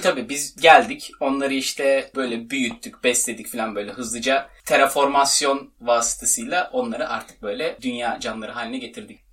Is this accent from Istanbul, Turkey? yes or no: yes; Istanbul, Turkey; İstanbul'un Güzide semtlerinde büyümüş ılık topolu bir insanım ben.